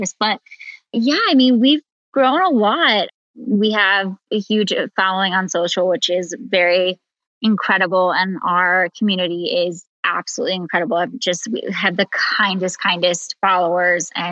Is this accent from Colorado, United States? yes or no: yes; Colorado, United States; also born or lived in Ohio; we moved to Colorado when I was in sixth grade